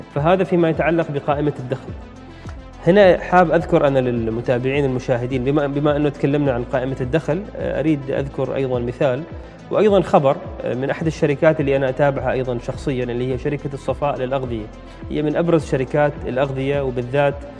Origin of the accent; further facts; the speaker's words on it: Oman; نحن عندنا في الخليج نتكلم هنا ايضا في السلطنه